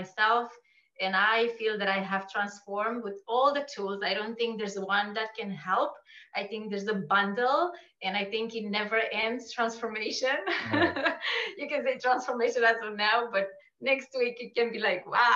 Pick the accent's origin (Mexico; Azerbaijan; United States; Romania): Romania; moved away as an adult; now in Canada; So I'm Romanian. Okay. And I grew up in Romania. I came to Canada when I was 18